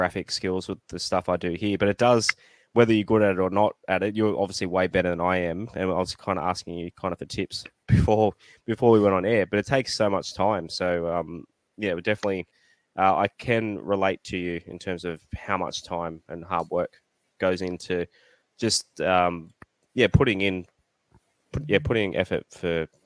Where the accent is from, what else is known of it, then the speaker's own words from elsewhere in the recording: Central Coast, New South Wales, Australia; I grew up on the Central Coast